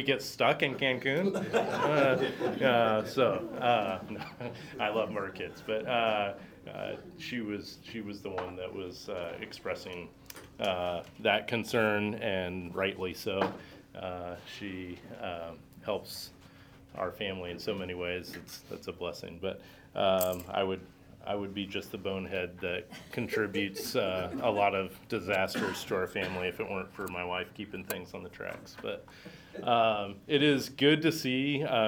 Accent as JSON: {"language": "English", "region": "Montana", "country": "United States", "tie": "born or raised there", "also_born_or_lived": "California", "moved": "as an adult", "lives_now": "St. Louis, United States", "said": "I grew up in Montana"}